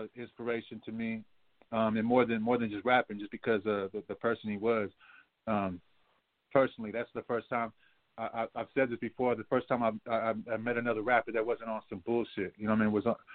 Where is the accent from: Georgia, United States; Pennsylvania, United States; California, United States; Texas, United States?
California, United States; San Francisco; I'm coming from Frisco